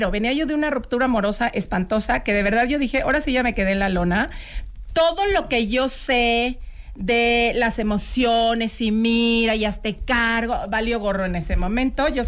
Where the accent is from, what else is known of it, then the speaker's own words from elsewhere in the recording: Morelia, Michoacán, Mexico; oye, yo vengo de Morelia, yo de Hermosillo